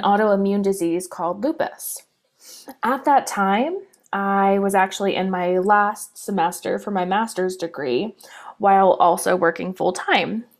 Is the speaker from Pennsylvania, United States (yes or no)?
yes; Pittsburgh, Pennsylvania, United States; I'm from Pittsburgh, Pennsylvania in the United States